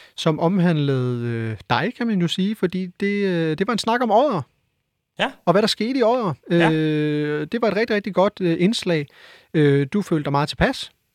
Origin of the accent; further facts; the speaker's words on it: West Funen, Southern Denmark, Denmark; jeg er jo fra Vestfyn